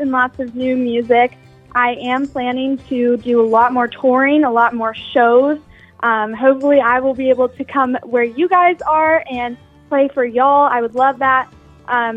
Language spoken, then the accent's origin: English; Charleston, South Carolina, United States; staying in Charleston, pursuing music